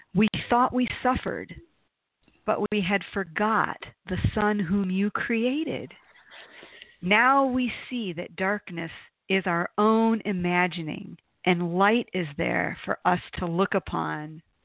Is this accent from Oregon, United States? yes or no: no; Toledo, Ohio, United States; growing up in Toledo, Ohio